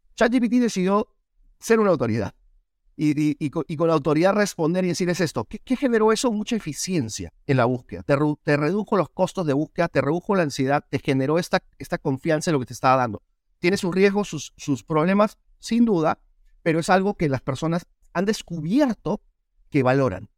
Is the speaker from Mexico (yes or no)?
no; Peru; moved away as an adult; now in United States; Yo soy peruano, nací, crecí en Perú